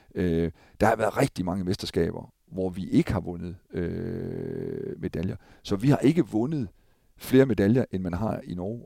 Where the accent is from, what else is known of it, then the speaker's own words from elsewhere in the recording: Thisted, North Denmark Region, Denmark; Jeg kommer selv fra Tisted af.